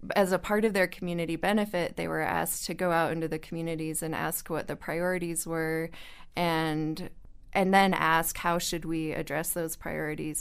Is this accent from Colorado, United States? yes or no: yes; northern Colorado, United States; moved away as an adult; now in New Mexico, United States; I grew up in Colorado